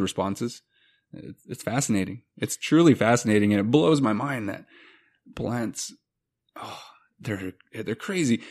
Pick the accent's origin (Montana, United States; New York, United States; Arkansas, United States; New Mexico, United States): Montana, United States; growing up in Montana